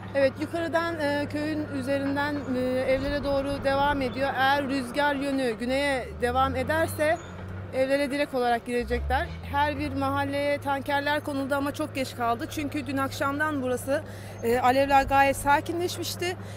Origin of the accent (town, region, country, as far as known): Muğla, Turkey